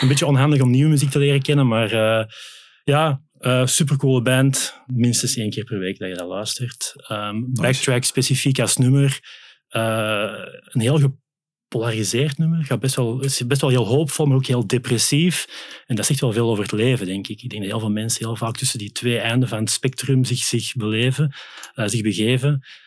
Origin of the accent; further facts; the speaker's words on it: Belgium; also born or lived in Netherlands; now in Vianen, Netherlands; Belg bij Bird, maar ik woon toch al zes jaar in Nederland intussen